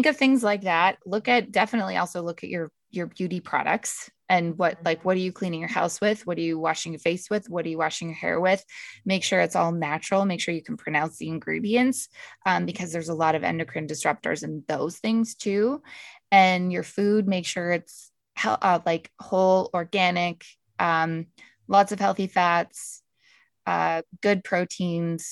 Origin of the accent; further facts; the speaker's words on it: Canada; I'm from Canada